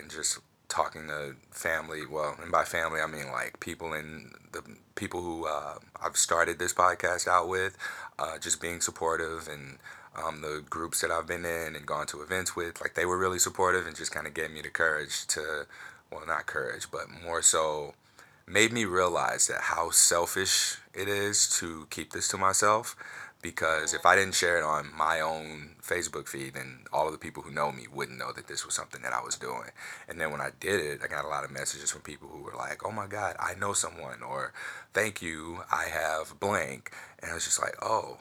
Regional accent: St. Louis, Missouri, United States; I'm from St. Louis

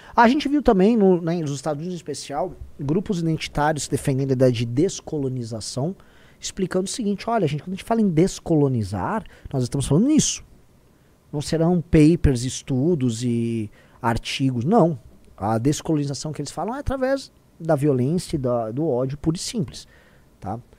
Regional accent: Brazil; now in São Paulo, Brazil

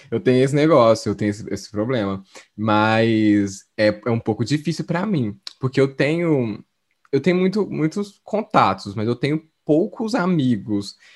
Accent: South Korea; Portuguese is a second language; Dá pra, não sei se dá pra entender, porque eu sou coreano.

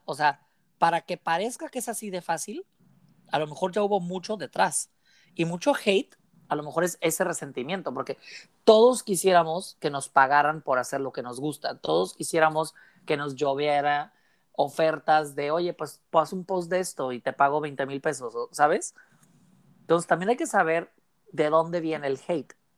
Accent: Mexicali, Baja California, Mexico; tú y yo somos aquí de Mexicali

